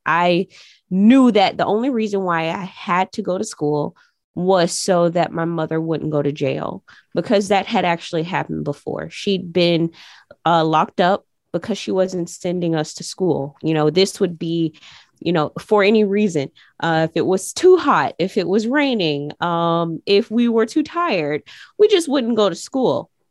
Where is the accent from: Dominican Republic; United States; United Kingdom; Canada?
United States; Jacksonville, Florida; when I was growing up on the east side, it was a place where people would walk around aimlessly